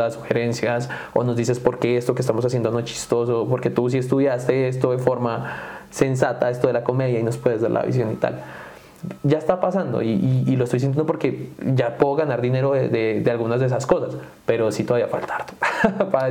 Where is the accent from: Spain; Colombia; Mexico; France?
Colombia; Duitama, Boyacá; now in United States; Yo crecí en Duitama.